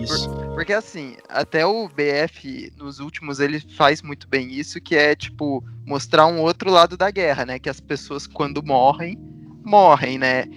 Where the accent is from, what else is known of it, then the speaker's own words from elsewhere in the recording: Brazil; nós, como brasileiros